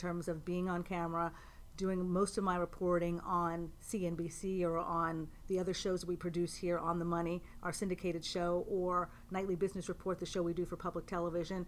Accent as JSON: {"language": "English", "town": "Pittsburgh", "region": "Pennsylvania", "country": "United States", "tie": "born or raised there", "also_born_or_lived": "Boston / New York City", "moved": "as an adult", "lives_now": "Westchester County, United States", "said": "I'm from Pittsburgh originally."}